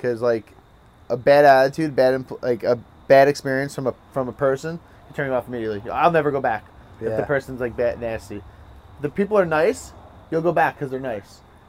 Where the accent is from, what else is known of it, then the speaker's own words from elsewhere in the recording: Point Pleasant, New Jersey, United States; I grew up in town. Like, I rode my bike everywhere.